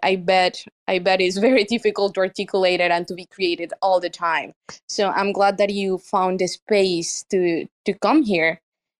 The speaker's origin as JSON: {"language": "English", "town": "Medellín", "region": "Antioquia", "country": "Colombia", "second_language": "English", "moved": "yes", "lives_now": "New York, United States", "said": "I am from Medellin"}